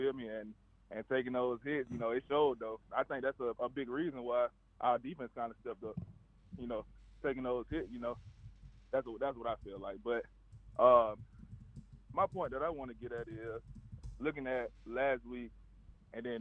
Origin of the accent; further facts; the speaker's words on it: Mobile, Alabama, United States; now in Birmingham, United States; I live in Birmingham. I'm from Mobile